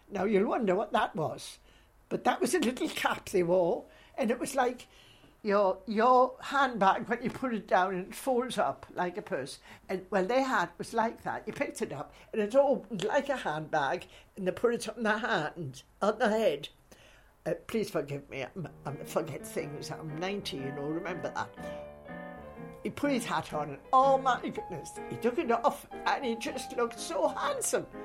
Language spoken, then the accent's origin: English; Newcastle, North East England, United Kingdom; now in Scotland; And I say Newcastle, but I'm a Scot now because I've lived here many, many years. I came here way back, so I can't even remember how many years I've been here.